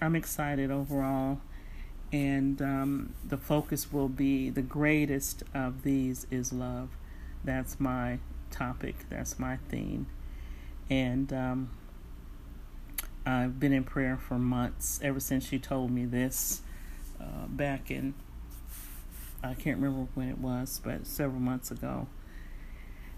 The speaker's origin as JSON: {"language": "English", "area": "San Francisco Bay Area", "region": "California", "country": "United States", "tie": "born or raised there", "moved": "yes", "said": "I was raised in the Bay Area"}